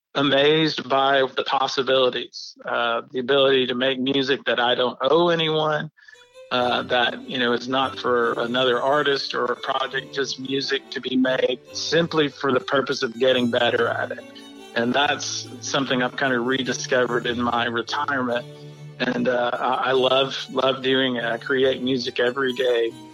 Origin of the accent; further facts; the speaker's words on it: Muscle Shoals, Alabama, United States; I'm from Alabama, from Muscle Shoals